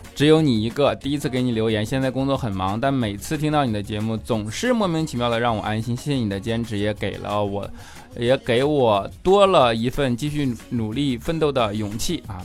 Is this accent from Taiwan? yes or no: no; Jinzhou, Liaoning, China; 辽宁锦州的